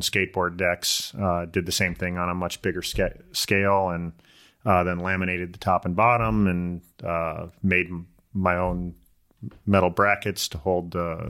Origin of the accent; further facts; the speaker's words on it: Illinois, United States; I came out here from Illinois. I raced BMX all through high school.